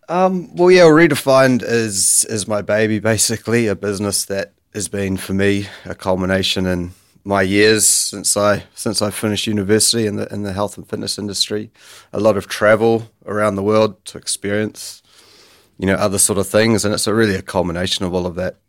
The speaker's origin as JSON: {"language": "English", "town": "Kerikeri", "region": "Northland", "country": "New Zealand", "tie": "born or raised there", "said": "I grew up in Bay of Islands, so a pretty low-key town called, called Kirikiri."}